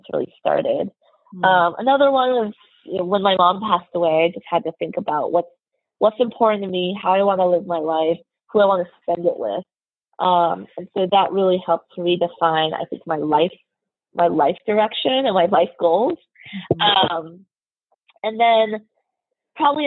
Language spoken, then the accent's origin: English; United States; I'm Chinese American, and so I grew up in a very homogenous Caucasian community.